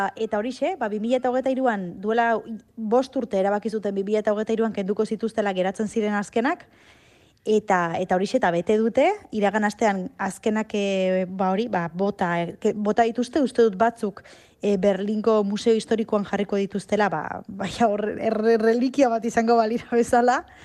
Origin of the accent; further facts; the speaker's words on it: Arrasate, Basque Country, Spain; arrasateko arbolapetan bat zegoen kabina bat mitikoa, eta bo, hor zenbat bat aliz jolastu dugun